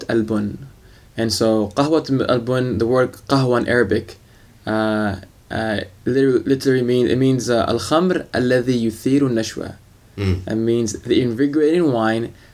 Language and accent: English; San Francisco, California, United States; also born or lived in Liverpool, England / Brooklyn, New York / Yemen (ancestry); I grew up early on in Brooklyn, New York. And I came here when I was about 10 years old to California, to San Francisco